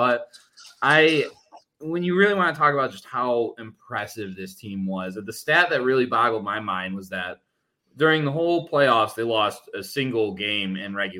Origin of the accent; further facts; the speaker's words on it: Detroit, Michigan, United States; growing up in Detroit in the 90s